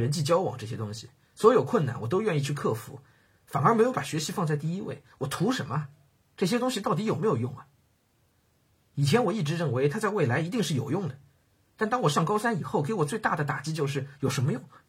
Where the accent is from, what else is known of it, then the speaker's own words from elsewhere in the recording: Hengshui, Hebei, China; 我是在河北衡水长大的，小学、初中都在衡水读。